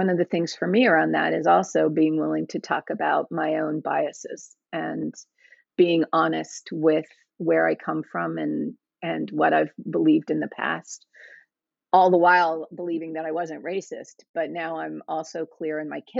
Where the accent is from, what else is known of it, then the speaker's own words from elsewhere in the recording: the South, United States; And I grew up in the South for the most part. My dad was in the military, but most of our stations were in the South.